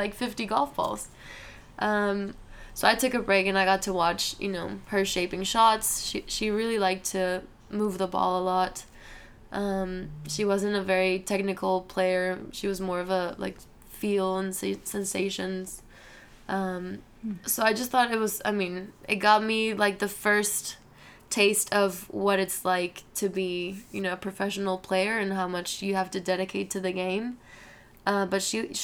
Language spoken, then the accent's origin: English; Guadalajara, Jalisco, Mexico; moved away; I'm from Guadalajara, and I play in the Guadalajara Country Club, which is one of the biggest back home